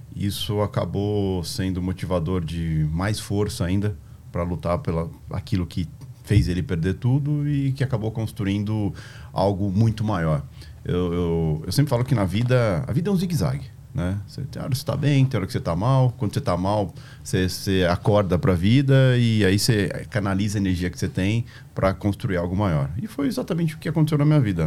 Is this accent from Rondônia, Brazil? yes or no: no; Juiz de Fora, Minas Gerais, Brazil; moved away; also born or lived in São João del-Rei / Tietê; Eu sou nascido em São João Del Rei, né? E nasci meio que por engano lá. É, minha mãe é de Juiz de Fora, morava em Juiz de Fora, e foi passear lá, acabei nascendo em São João Del Rei, e depois ela voltou para Juiz de Fora